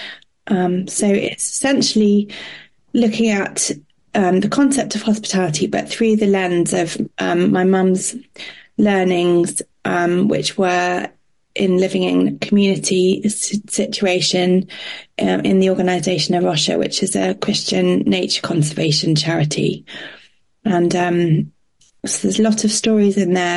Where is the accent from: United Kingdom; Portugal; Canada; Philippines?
Portugal; I grew up in Portugal